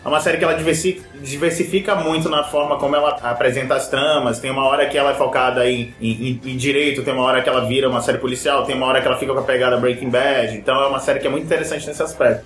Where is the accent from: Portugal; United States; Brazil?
Brazil; eu como brasileiro